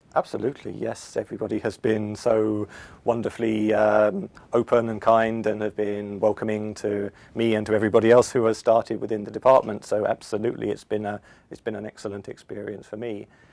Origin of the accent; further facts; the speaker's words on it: London, United Kingdom; moved away as an adult; now in Sweden; I come originally from London, from the UK